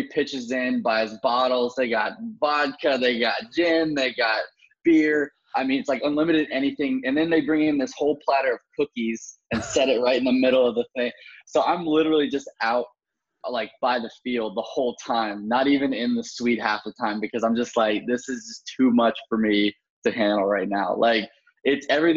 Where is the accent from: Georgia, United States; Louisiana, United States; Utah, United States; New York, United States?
Georgia, United States; Atlanta; moved away; I'm originally from Atlanta